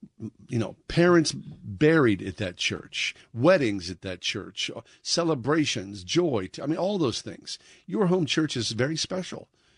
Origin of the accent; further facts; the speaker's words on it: Swissvale, Pennsylvania, United States; I grew up in Swissvale. Of course, I grew up a Catholic schoolboy. St. Anselm's was our home parish.